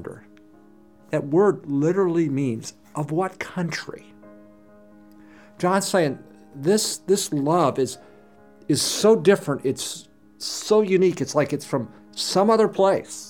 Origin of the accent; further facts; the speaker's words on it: United States; also born or lived in Chile; I'm an American